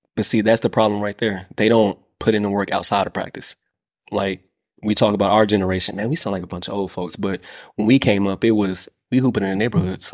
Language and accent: English; Midwest, United States; I'm from the Midwest